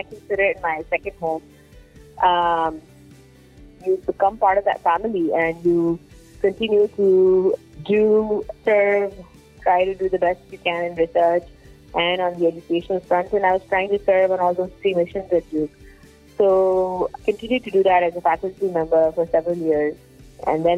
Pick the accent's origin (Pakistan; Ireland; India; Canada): Pakistan; Karachi, Sindh; moved away as an adult; also born or lived in Durham, North Carolina, United States; I grew up in Karachi, Pakistan